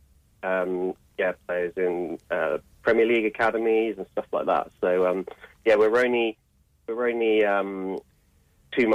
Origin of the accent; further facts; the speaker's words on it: Reading, South East England, United Kingdom; now in Edinburgh, United Kingdom; I'm originally from Reading in England